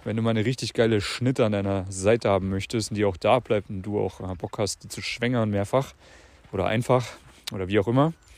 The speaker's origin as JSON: {"language": "German", "region": "Central Germany", "country": "Germany", "tie": "born or raised there", "moved": "yes", "said": "Ich bin gerade in der Heimat hier"}